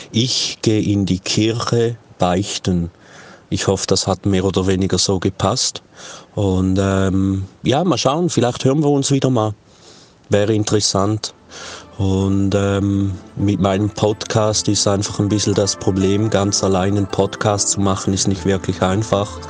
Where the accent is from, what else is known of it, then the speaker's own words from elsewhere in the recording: Switzerland; accent: Swiss German; now in Faial, Portugal; wenn ich äh, Schriftsprache spreche, meinen viele Leute, ich spreche Schweizerdeutsch. Und dann äh, beginne ich Schweizerdeutsch zu sprechen und dann verstehen sie nichts mehr.